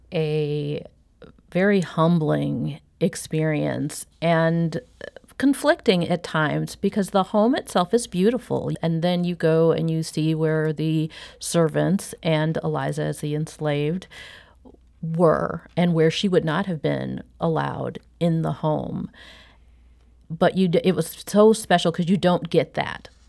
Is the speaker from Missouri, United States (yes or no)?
yes; St. Louis, Missouri, United States; I was born and raised here in Saint Louis